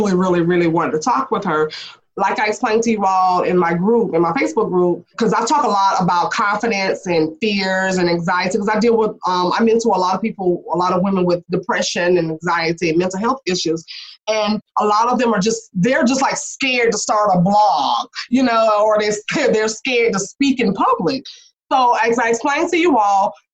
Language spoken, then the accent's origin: English; the South, United States; I'm from the South.